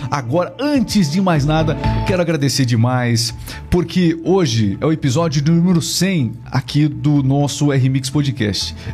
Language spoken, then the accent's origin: Portuguese; Lebanon; Portuguese is a second language; moved away as an adult; also born or lived in São Joaquim, Santa Catarina, Brazil / Mafra, Brazil; now in Castro, Brazil; Sou nascido no Líbano, cheguei ao Brasil e estava com 28 anos de idade.